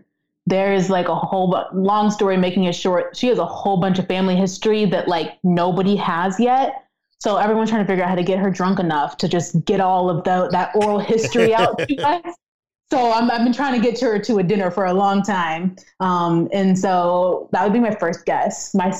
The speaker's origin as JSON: {"language": "English", "region": "the South", "country": "United States", "tie": "born or raised there", "said": "I'm a great chef, and I grew up in the South, right? So think about like those Southern dishes that I definitely grew up learning."}